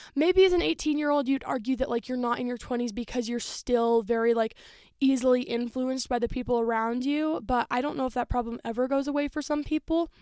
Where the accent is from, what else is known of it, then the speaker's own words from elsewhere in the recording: Denver, Colorado, United States; moved away as an adult; I was born in Denver, so I'm very close, like, the place that I was raised for the first three years of my life